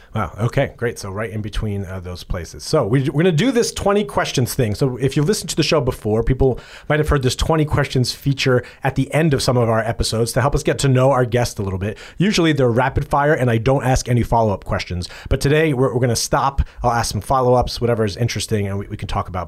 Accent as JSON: {"language": "English", "region": "East Coast", "country": "United States", "said": "I am from the East Coast"}